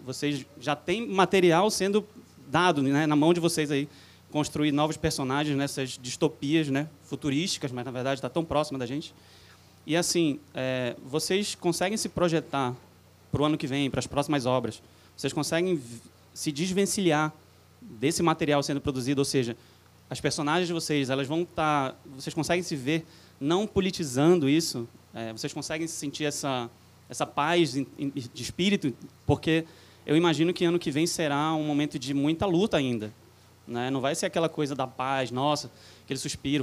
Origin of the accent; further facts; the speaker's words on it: Pará, Brazil; sou do Pará